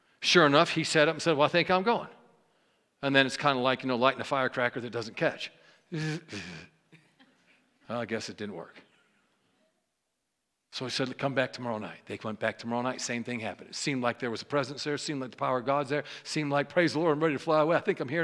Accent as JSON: {"language": "English", "region": "New York", "country": "United States", "said": "I'm a New Yorker"}